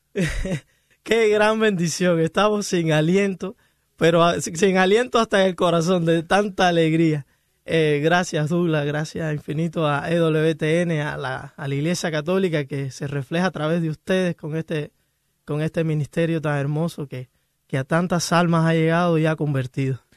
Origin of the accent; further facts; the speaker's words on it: Camagüey, Cuba; moved away as an adult; now in Miami, United States; Yo soy de Camagüey, la ciudad el pueblo de los tinajones, le dicen